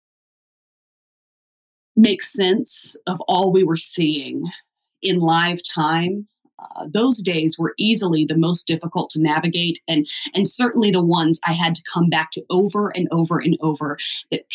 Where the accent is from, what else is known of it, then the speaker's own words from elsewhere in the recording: the South, United States; I'm from the South